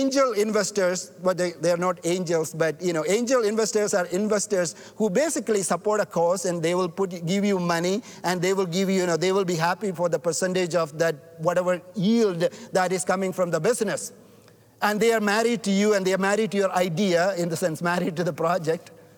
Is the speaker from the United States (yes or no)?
no; India; now in Canada; I'm not white. I'm not black. I'm from India.